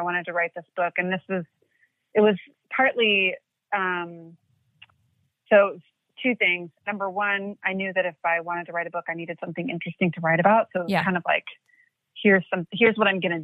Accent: Portland, Oregon, United States; I grew up in Portland, Oregon

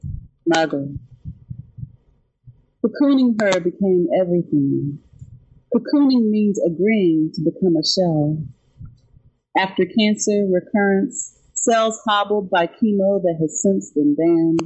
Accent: Nashville, Tennessee, United States; moved away as an adult; also born or lived in Kansas City, Missouri; now in New York City, United States; I grew up in Nashville, and I lived in the Midwest for about 5 years in Kansas City, Missouri

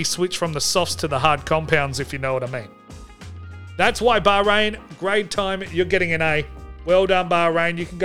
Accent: Australia; And I am Australian.

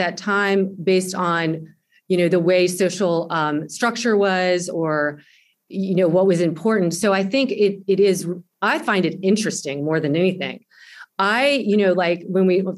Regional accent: the South, United States; I grew up in the South

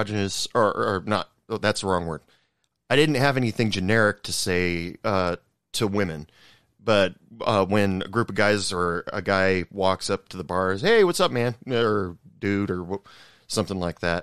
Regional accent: Oregon, United States; moved away as an adult; now in Texas, United States; I've only lived here for 10 years. I'm actually from Oregon, and I only moved out here to work

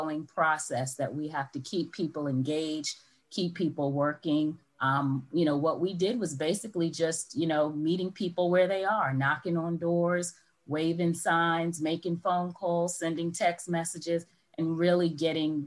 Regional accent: New York, United States; accent: New York; moved away as an adult; also born or lived in Syracuse, New York; now in Atlanta, United States; I'm a New Yorker, if you can't hear the accent

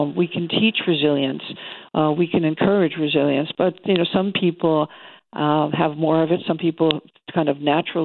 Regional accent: New York, United States; I'm a New Yorker. I come from a long line of easily frustrated people

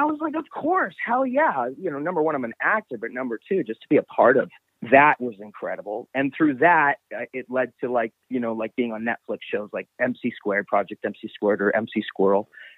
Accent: Vancouver, British Columbia, Canada; moved away as an adult; also born or lived in Los Angeles; I am originally from Vancouver

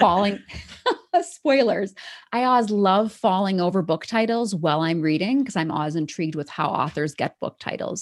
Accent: Wisconsin, United States; moved away as an adult; also born or lived in Syracuse / Taiwan; now in Denver, United States; I grew up in Wisconsin

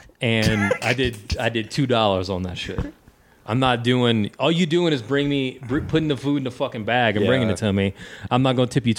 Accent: Cajun, Louisiana, United States; As a Cajun

